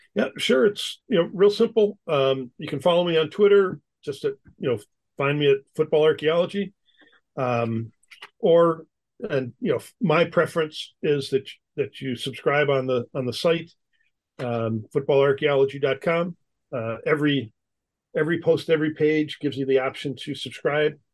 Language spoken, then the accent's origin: English; Wisconsin, United States; moved away as an adult; also born or lived in upstate New York / St. Louis; I grew up in Wisconsin